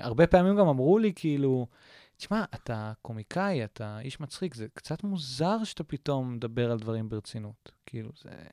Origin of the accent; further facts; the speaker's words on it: Tel Aviv, Tel Aviv District, Israel; also born or lived in Jerusalem; תל אביבי, כאילו, born and raised, ואני, אה, ואימא שלי פה, ואבא שלי פה